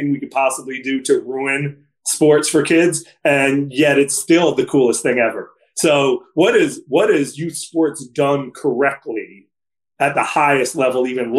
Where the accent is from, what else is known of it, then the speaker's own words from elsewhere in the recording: New York City, New York, United States; I grew up at a rec center, the Dappolito Center. It was known as Carmine Street when I was there